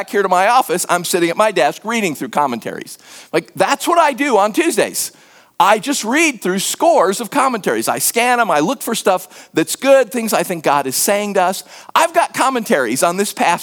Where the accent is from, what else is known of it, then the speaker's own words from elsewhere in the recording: United States; accent: American; moved away as an adult; also born or lived in West Africa; they didn't peg me as American immediately from my accent